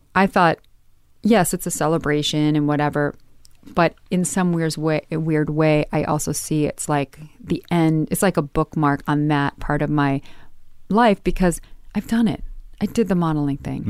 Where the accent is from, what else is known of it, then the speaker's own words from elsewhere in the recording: Midwest, United States; moved away; growing up in the Midwest